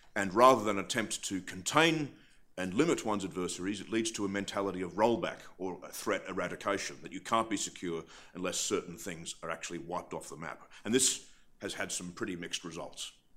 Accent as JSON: {"language": "English", "country": "Australia", "also_born_or_lived": "Britain", "moved": "yes", "lives_now": "United Kingdom", "said": "I'm from Australia. I live in Britain"}